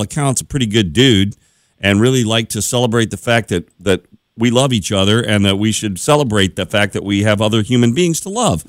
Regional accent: Glen Ellyn, Illinois, United States; in a jewelry store in my hometown that, uh, of Glen Ellen

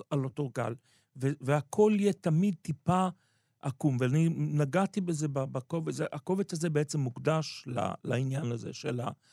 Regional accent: Israel; moved away; האימא שלי הגיעה לארץ מעט מאוד שנים לפני שאני נולדתי

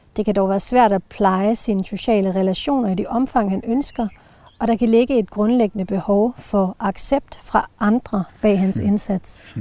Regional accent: Jutland, Denmark; kommer jeg fra Jylland

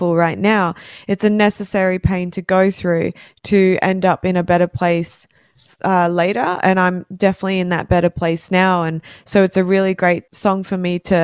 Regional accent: Brisbane, Queensland, Australia; I'm a musician from Brisbane

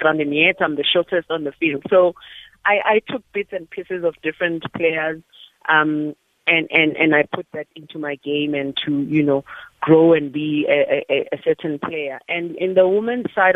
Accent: Johannesburg, Gauteng, South Africa; I was born and bred in Alexandra

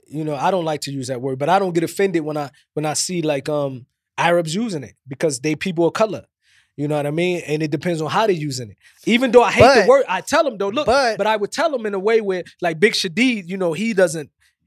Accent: New Jersey, United States; accent: East Coast; also born or lived in Los Angeles, California; now in Saudi Arabia; growing up in New Jersey and also in Los Angeles

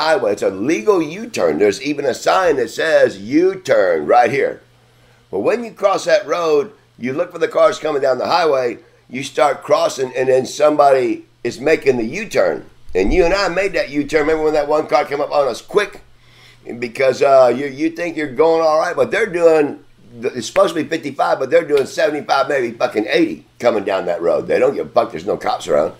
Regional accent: Texas, United States; also born or lived in Connecticut; I'm from Texas. I was born in Connecticut, but yes, I was raised in Texas

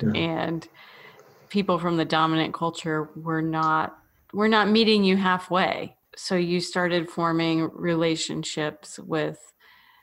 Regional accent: United States; as a white American

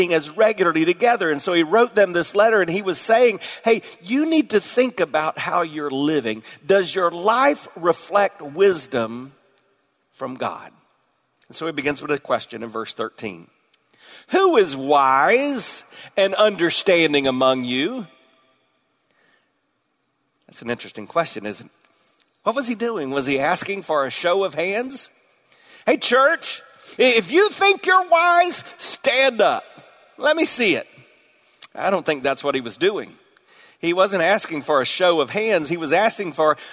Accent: the South, United States; I was born in the South

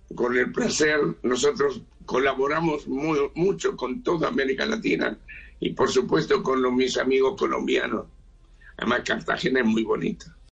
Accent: Uruguay; now in Israel; yo soy uruguayo

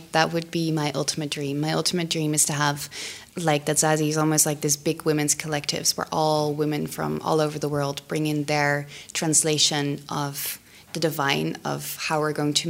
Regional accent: The Hague, South Holland, Netherlands; I grew up in The Hague.

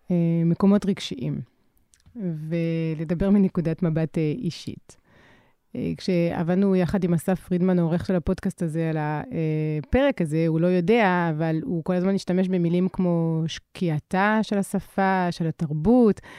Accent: France; כי מבחינתי, העובדה שכל ילד או ילדה שגדל בצרפת קרא את סאחטר, קרא את אמיל זולה, אני במקרה גדלתי בעיירה שבה היה ביתו של ז'ורז'ק חוסו רוסו.

